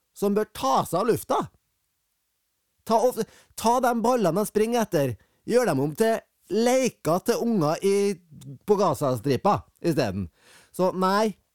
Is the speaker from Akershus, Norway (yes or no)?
no; Fosen, Trøndelag, Norway; Jeg er fra Fosen